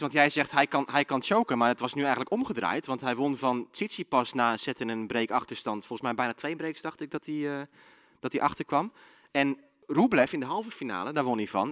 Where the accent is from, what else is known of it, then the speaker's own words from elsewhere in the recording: Zeeland, Netherlands; ik kom zelf uit Zeeland